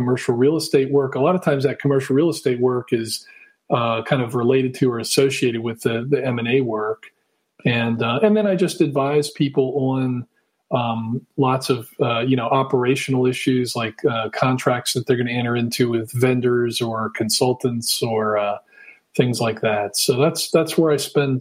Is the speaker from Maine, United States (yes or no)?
no; Washington, District of Columbia, United States; moved away as an adult; also born or lived in Utah / Virginia; now in Virginia Beach, United States; I grew up in the Washington, D.C. area